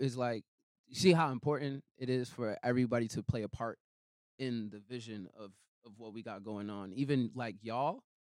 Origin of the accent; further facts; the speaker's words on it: Boston, Massachusetts, United States; I'm from Roxbury.